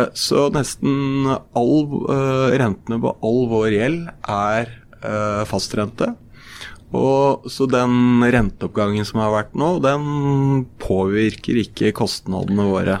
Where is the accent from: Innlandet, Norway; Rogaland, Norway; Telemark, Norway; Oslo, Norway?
Innlandet, Norway; Brumunddal; er jeg født og oppvokst i Brumunddal